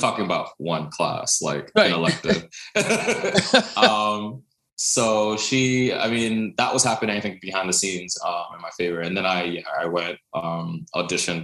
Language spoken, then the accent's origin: English; New York City, New York, United States; I was born in New York City, raised in Brooklyn